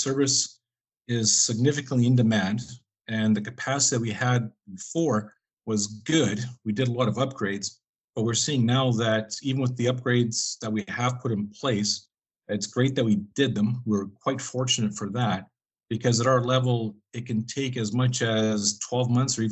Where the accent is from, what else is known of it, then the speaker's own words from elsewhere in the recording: East Selkirk, Manitoba, Canada; I grew up in East Selkirk, originally a farm kid